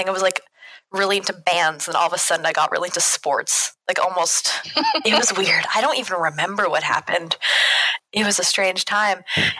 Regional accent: Ottawa, Ontario, Canada; I'm from Ottawa, born and raised.

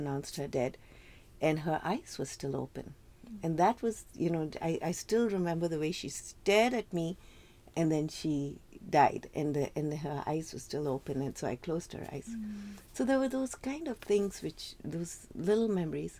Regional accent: South India, India; moved away as an adult; now in United States; growing up in India, especially in the south of India

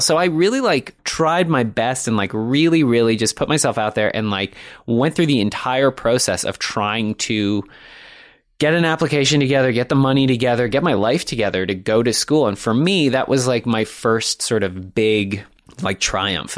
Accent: Toronto, Ontario, Canada; moved away as an adult; also born or lived in Montreal; I grew up in the, uh, in the beautiful city of Toronto. Yeah, I guess I grew up in North Toronto

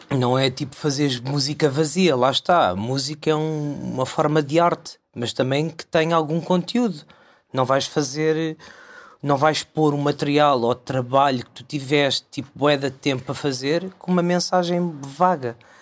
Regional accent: Costa da Caparica, Setúbal, Portugal; eu sou da Costa da Caparica

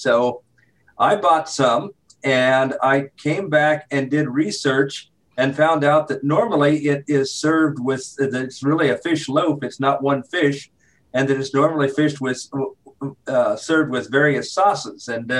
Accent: Midwest, United States; Mitch, I, being a Midwesterner, had always heard in books that I had read, both with my eyes and with talking books, about the New York delis.

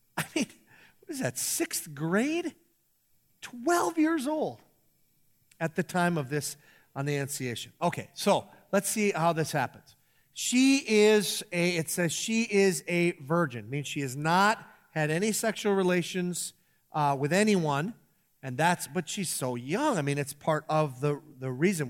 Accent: Iron Range, Minnesota, United States; growing up on the Iron Range

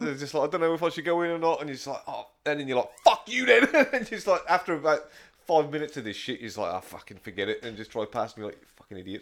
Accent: England, United Kingdom; moved away; I'm from England

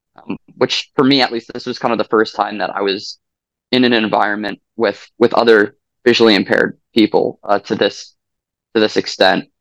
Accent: Long Island, New York, United States; I am from Long Island, New York

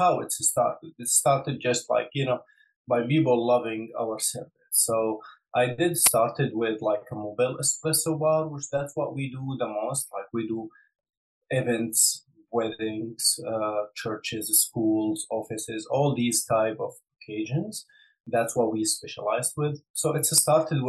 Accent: Damascus, Damascus Governorate, Syria; moved away as an adult; now in Atlanta, United States; I was born in Syria in 1985 and lived my entire, you know, childhood and, like, you know, growing up in Damascus, Syria, until 2015.

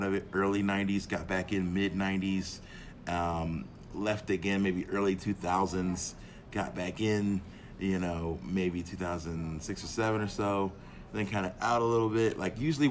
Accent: Philadelphia, Pennsylvania, United States; I was born and raised in Philadelphia, which is a big wrestling town

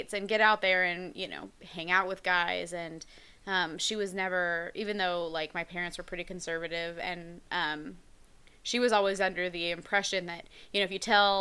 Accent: Oklahoma, United States; I'm from Oklahoma, about an hour from your hometown

